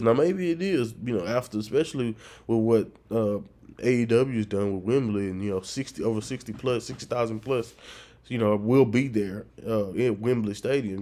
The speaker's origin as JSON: {"language": "English", "region": "northern Louisiana", "country": "United States", "moved": "as an adult", "lives_now": "South Louisiana, United States"}